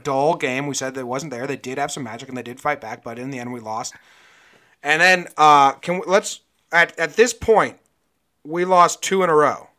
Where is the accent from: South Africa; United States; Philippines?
United States; New Jersey; also born or lived in Connecticut; now in Northern California, United States; I'm originally from New Jersey, and I spent nine years in Connecticut, and we're transplanted Yankee fans